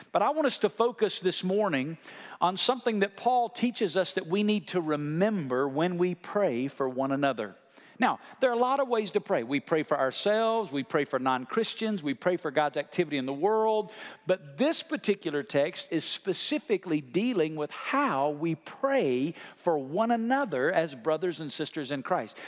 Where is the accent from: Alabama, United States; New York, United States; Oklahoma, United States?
Alabama, United States; where I come from in Alabama